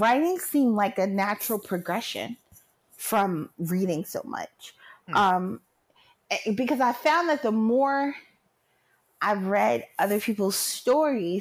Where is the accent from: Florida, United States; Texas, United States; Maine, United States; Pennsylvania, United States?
Pennsylvania, United States; Philadelphia; I'm from Philly, born and raised